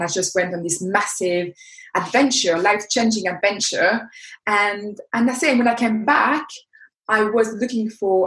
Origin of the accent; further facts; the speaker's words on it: France; accent: French; English is a second language; moved away as an adult; now in United Kingdom; you can hear by my accent that I'm French. I am 40 years old, but I came in the UK when I was 20 years old